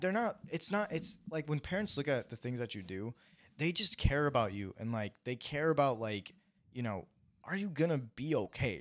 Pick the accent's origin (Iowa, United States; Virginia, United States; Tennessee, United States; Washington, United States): Iowa, United States; now in California, United States; I am a kid who was born and raised in Iowa, moved to California, and is now a TikToker.